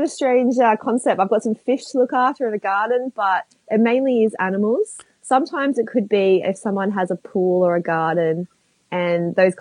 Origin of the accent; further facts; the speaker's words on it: Melbourne, Victoria, Australia; I'm from Melbourne